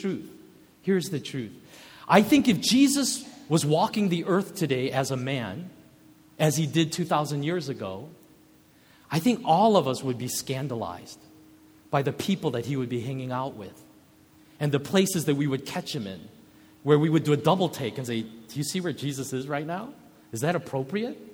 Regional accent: United States; also born or lived in Kenya; growing up in America

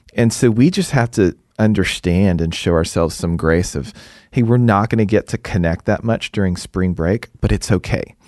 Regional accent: Houston, Texas, United States; moved away as an adult; also born or lived in East Coast; now in Dallas, United States; I'm originally from Houston.

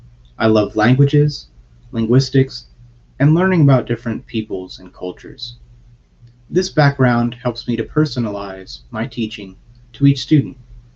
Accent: Tennessee, United States; I'm from Tennessee, USA.

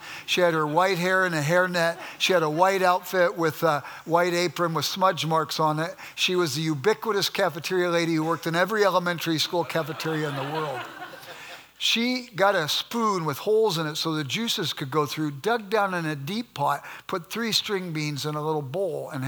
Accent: Los Angeles, California, United States; moved away as an adult; now in Midwest, United States; I grew up in South Central Los Angeles, and we were sort of poor

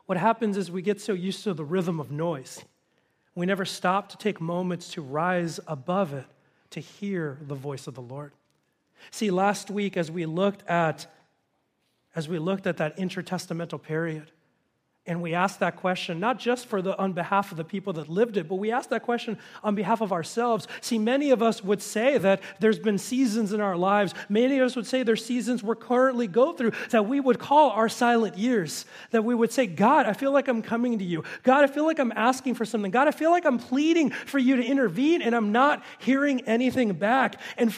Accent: Los Angeles, California, United States; moved away as an adult; now in Simi Valley, United States; we both had been born and raised in the San Fernando Valley.

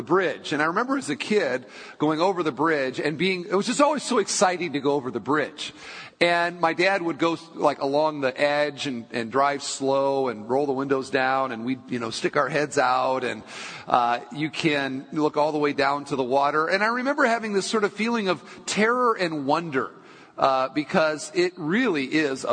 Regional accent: Michigan, United States; I was born in Michigan.

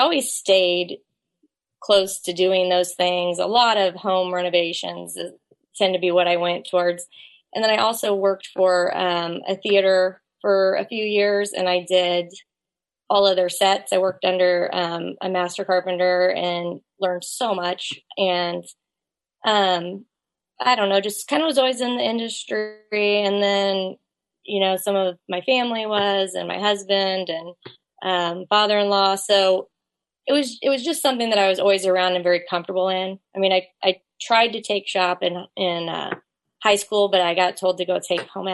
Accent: Kansas City, Missouri, United States; I grew up right here in the Kansas City area

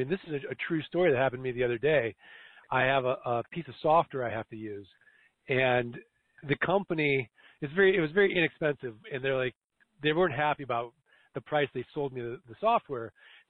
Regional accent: Missouri, United States; Well, Jim, I'm from Missouri, the show me state.

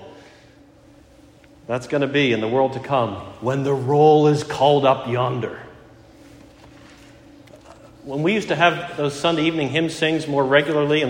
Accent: Pittsburgh, Pennsylvania, United States; now in Fairfax, United States; from Pittsburgh

